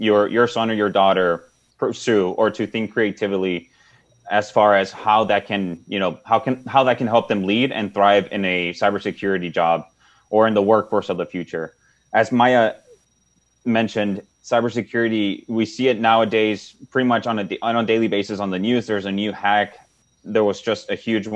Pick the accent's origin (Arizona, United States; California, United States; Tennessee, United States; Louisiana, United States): Arizona, United States; Nogales; I'm from Nogales